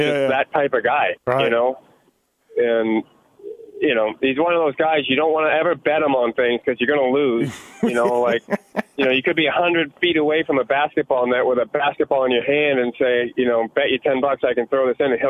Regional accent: New England, United States; I grew up racing in New England, but I never, like, chased championships in New England, really, you know.

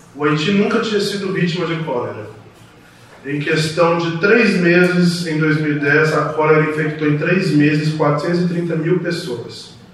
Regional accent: Brazil; como brasileiro

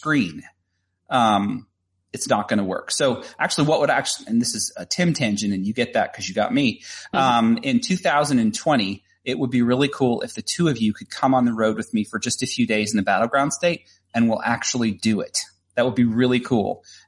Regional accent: Tennessee, United States; also born or lived in Chattanooga, Tennessee; here in Tennessee as well, because it's my home state

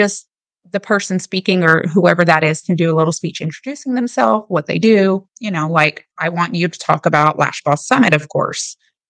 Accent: Germany; born there; And a lot of people don't know this, but I was born in Germany.

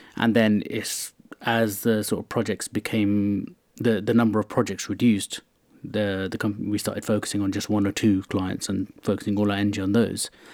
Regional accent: London, United Kingdom; I grew up around West London in, uh, Hounslow

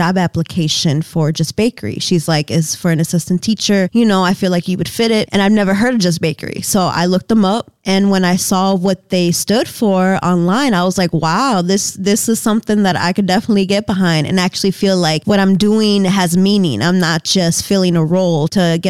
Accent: Madison, Wisconsin, United States; also born or lived in New York; I grew up in Madison. I've been here since I was 10. I was born in New York

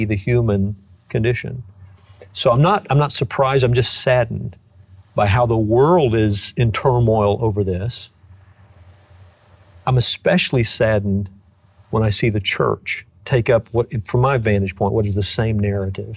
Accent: United States; as an American citizen

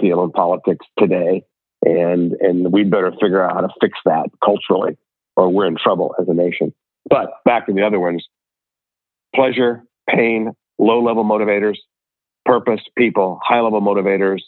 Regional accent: Ohio, United States; I'm from Ohio.

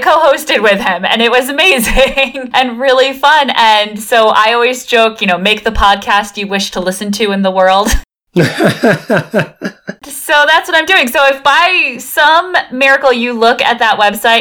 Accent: United States; I grew up on Long Island Sound

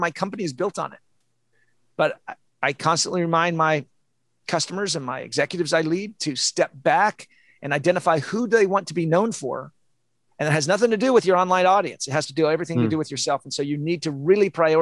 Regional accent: Olympia, Washington, United States; moved away; also born or lived in San Diego; I'm from Olympia, Washington. I lived in San Diego.

